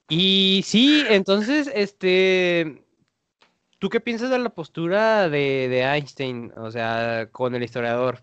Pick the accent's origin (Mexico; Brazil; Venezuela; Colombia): Mexico; acá en el español mexicano como lo escribimos